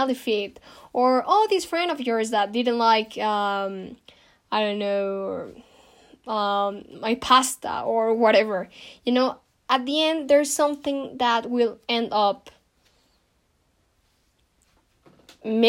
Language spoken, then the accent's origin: English; Mexico; I'm from Mexico